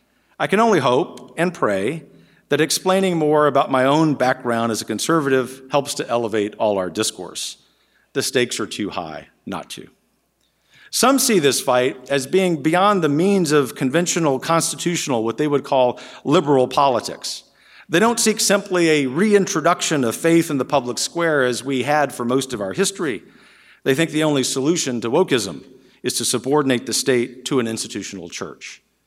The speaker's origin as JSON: {"language": "English", "town": "Lafayette", "region": "Louisiana", "country": "United States", "tie": "born or raised there", "said": "my hometown of Lafayette, Louisiana"}